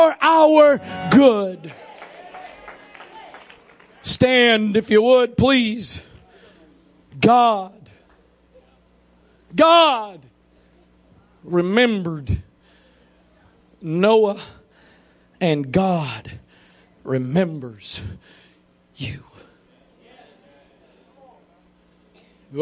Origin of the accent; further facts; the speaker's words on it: Maryland, United States; I'm born and raised in Maryland